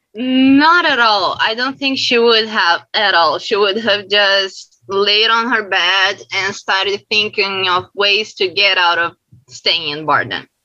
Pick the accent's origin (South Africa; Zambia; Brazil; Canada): Brazil; I'm from Brazil